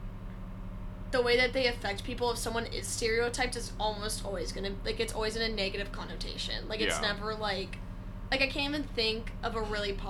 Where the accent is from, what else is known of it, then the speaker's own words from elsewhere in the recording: San Diego, California, United States; I am from San Diego, California